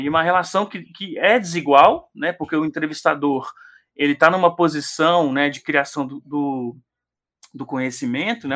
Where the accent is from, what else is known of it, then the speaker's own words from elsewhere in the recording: Três Pontas, Minas Gerais, Brazil; also born or lived in Belo Horizonte / Betim; eu cresci em, em Três Pontas, no sul de Minas